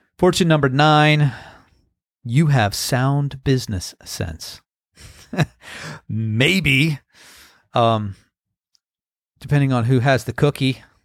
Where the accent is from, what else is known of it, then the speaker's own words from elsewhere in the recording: United States; moved away; also born or lived in California; growing up on the Chesapeake Bay